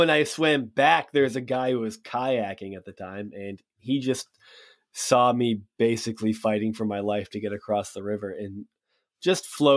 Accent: Massachusetts, United States; I'm from Massachusetts

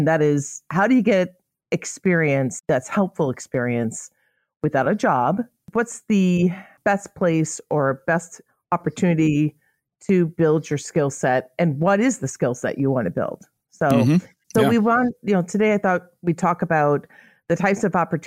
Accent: Illinois, United States; I'm from Illinois.

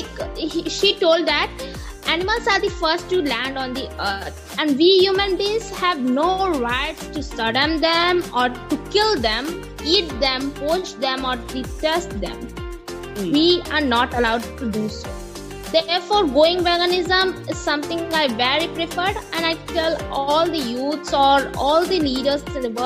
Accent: Uttar Pradesh, India; I'm 17 years old, a high school sophomore from India, basically based in Uttar Pradesh state

